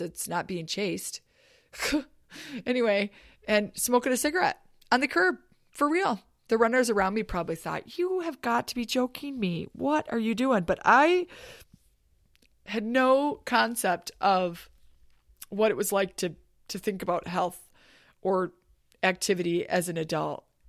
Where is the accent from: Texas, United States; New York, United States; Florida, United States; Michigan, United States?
Michigan, United States; Escanaba; I grew up in Escanaba, Michigan, which is above the bridge in the U P